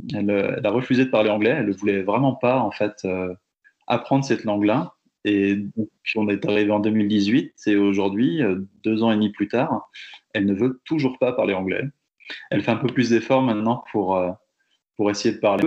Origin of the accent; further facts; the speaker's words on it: Fougères, Brittany, France; moved away as an adult; also born or lived in Rennes / Barcelona; now in Calgary, Canada; Je suis né en Bretagne, à Fougères, donc dans le nord-ouest de la France. Et euh, bah, j'y ai grandi